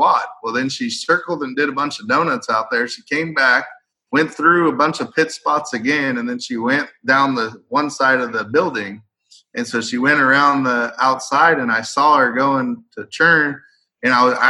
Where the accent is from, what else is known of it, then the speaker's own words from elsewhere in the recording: Merced, California, United States; I never worked in my hometown.